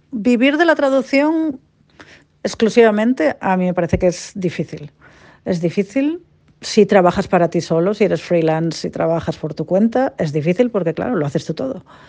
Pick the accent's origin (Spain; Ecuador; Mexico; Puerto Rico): Spain; Cantabria; moved away as an adult; now in Perth, Australia; soy de Cantabria y ahora vivo en Perth, en Western Australia